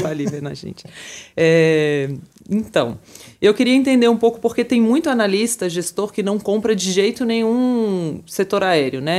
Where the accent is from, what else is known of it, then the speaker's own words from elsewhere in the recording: Brazil; eu que sou brasileira